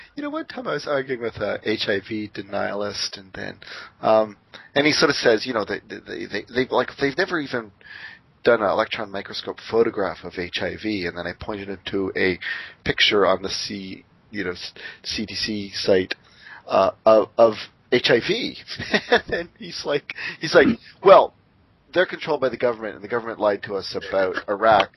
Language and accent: English; Windsor, Ontario, Canada; moved away; also born or lived in Seattle; my hometown Windsor